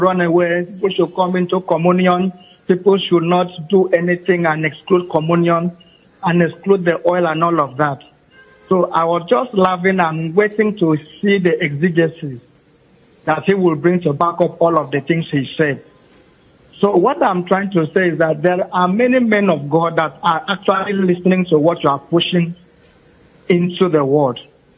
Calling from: Uyo, Akwa Ibom, Nigeria; I'm calling from Uyo.

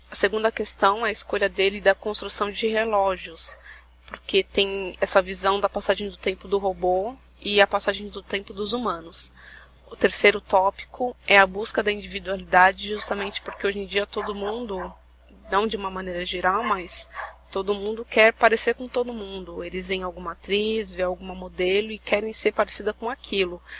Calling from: São Paulo, Brazil; eu sou de São Paulo.

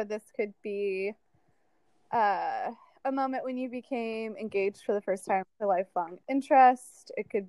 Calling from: Chicago, Illinois, United States; My pronouns are they, them, and I'm calling in from Chicago.

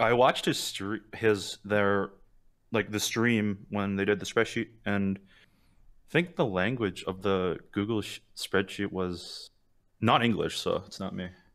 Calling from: Toronto, Ontario, Canada; I'm calling from, uh, Toronto, uh, Canada

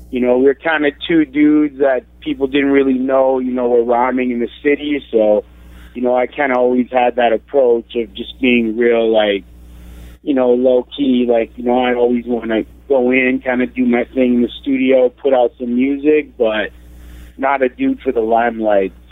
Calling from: Toronto, Ontario, Canada; Uh, I'm in Toronto.

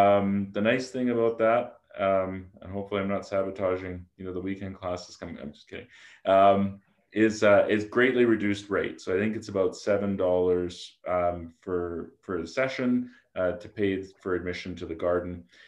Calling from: Edmonton, Alberta, Canada; And so I'm broadcasting from Edmonton today, so we'll do the Edmonton and area land acknowledgement.

